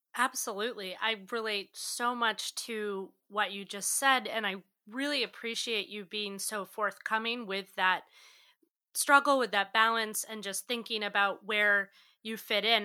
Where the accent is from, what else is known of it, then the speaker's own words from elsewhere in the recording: New England, United States; I'm from New England, and, you know, I was definitely raised with this Protestant work ethic